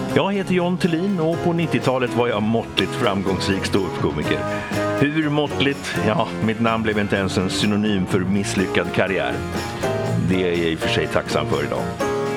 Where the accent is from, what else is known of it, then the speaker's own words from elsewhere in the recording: Sweden; Jag är ju svensk då, gift med en amerikanska och vi svenskar